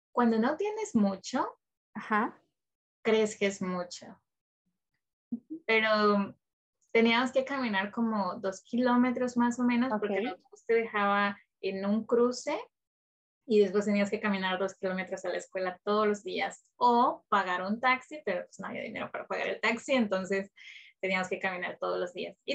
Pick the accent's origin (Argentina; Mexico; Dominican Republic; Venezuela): Mexico; Nueva Esperanza, Chiapas; De un pueblito en, Chiapas, en Palenque, Chiapas. Se llama Nueva Esperanza. Es una comunidad rural muy, muy pequeña. Ah, es como tipo ranchería, sin calles pavimentadas, eh, solamente los servicios básicos, en el tiempo que estuve viviendo ahí